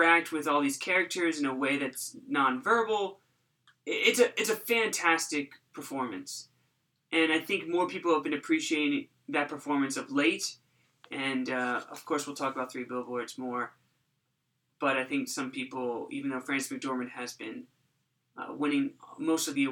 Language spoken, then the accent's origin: English; United States; As an American